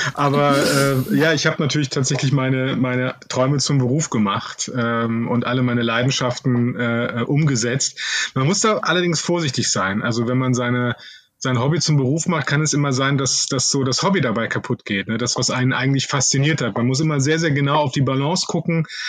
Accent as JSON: {"language": "German", "town": "Cologne", "region": "North Rhine-Westphalia", "country": "Germany", "said": "ich bin ja Kölner"}